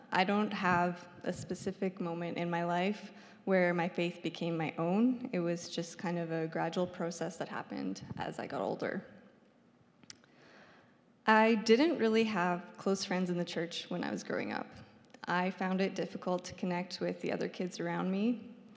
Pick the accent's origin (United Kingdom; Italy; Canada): Canada; Saskatoon, Saskatchewan; I grew up here in Saskatoon